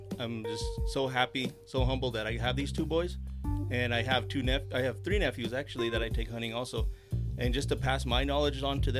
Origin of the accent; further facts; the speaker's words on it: Lordsburg, New Mexico, United States; now in Las Cruces, United States; Well, I'm from Loris.